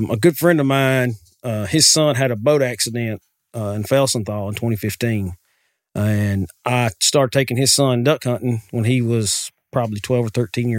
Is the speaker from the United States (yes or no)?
yes; Walker's Creek, United States; now in Parker's Chapel, United States; I grew up in Walker's Creek.